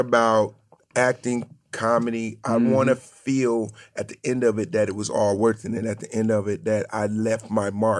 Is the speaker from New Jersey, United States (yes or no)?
yes; New Jersey, United States; I'm from Jersey, but my parents are from the South